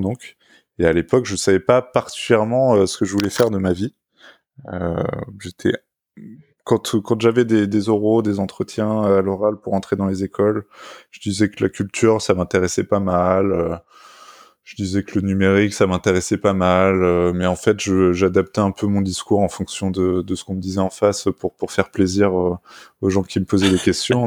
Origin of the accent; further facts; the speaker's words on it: Orsay, Île-de-France, France; j'ai grandi à, à, Orsay, en Essonne, c'est au, sud de Paris